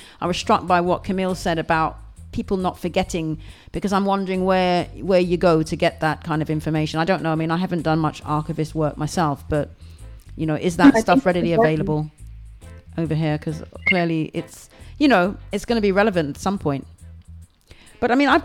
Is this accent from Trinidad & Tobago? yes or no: yes; Trinidad & Tobago; now in United Kingdom; I'm a Trinidadian. I was born in Trinidad